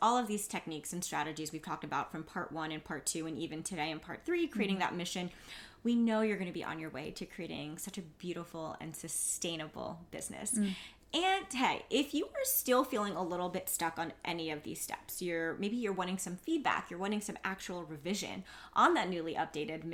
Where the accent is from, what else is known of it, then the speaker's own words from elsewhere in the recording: New York City, New York, United States; I'm from Queens